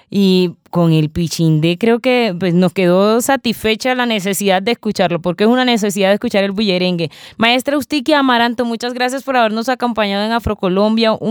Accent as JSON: {"language": "Spanish", "town": "Cartagena", "region": "Bolívar", "country": "Colombia", "said": "Está en mi tierrita, maestra."}